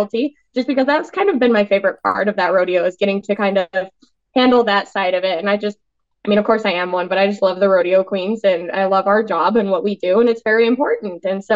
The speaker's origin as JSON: {"language": "English", "area": "Filer", "region": "Idaho", "country": "United States", "tie": "born or raised there", "said": "my hometown rodeo"}